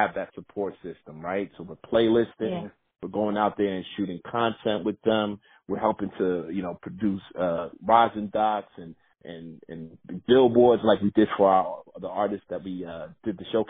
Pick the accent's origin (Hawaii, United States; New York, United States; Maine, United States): New York, United States; New York City; I'm from Queens